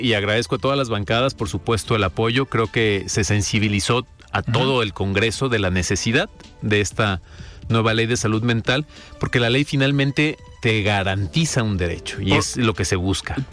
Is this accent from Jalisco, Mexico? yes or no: yes; Los Altos de Jalisco, Mexico; somos los salteños una mm, región muy especial